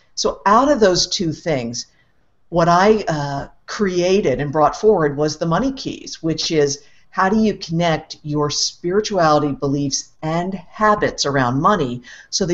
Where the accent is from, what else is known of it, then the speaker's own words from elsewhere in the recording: East Coast, United States; I grew up on the East Coast in the U.S.